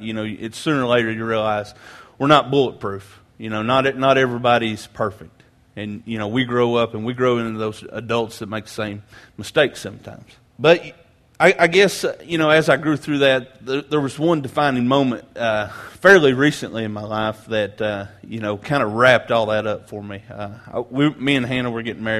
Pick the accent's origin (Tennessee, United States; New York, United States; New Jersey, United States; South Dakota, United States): Tennessee, United States; Grainger County; I grew up in Granger County, just across Cherokee Lake here, uh, in a small country church